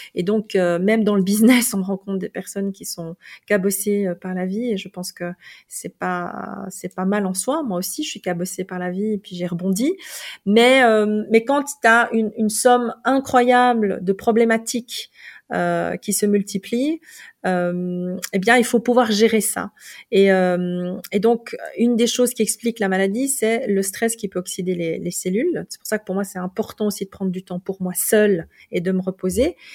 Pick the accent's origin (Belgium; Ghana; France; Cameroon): Belgium; moved away as an adult; also born or lived in South Korea; now in Lausanne, Switzerland; j'avais 21 ans. Et, euh, et, je venais de Belgique